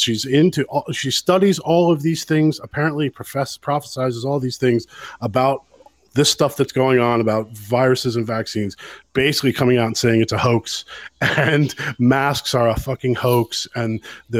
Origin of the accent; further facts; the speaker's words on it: United States; moved away as an adult; now in Ireland; the American who lives in Ireland